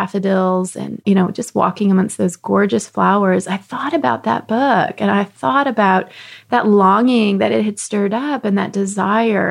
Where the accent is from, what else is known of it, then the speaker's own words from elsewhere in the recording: Texas, United States; I grew up in Texas